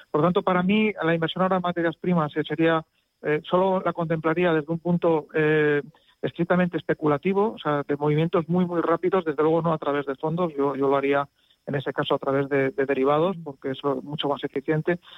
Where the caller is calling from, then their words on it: Madrid, Community of Madrid, Spain; Hola, buenos días. … de Madrid